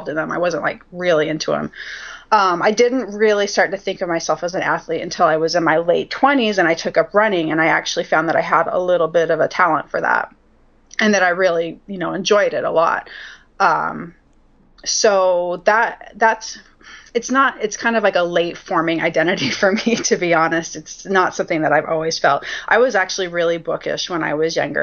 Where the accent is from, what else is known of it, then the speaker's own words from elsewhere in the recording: Utah, United States; I was raised a Mormon in Utah